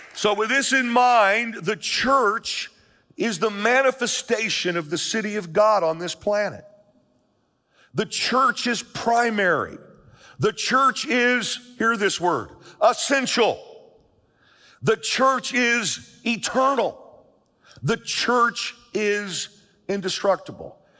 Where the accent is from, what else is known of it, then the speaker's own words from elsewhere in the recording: United States; I'm an American, I'm a citizen of this country, I love the USA